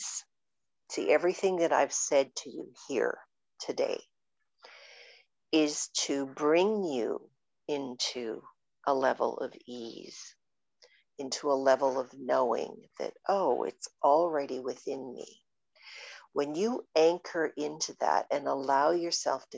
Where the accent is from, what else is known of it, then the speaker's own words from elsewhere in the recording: Canada; I'm very Canadian